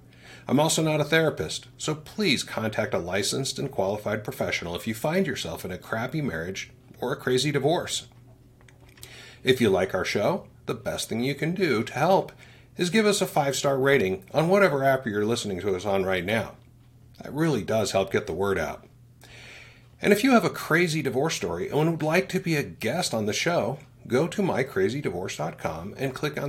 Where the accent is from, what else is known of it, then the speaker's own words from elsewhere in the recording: Utah, United States; I'm from Utah, so big families are pretty normal here.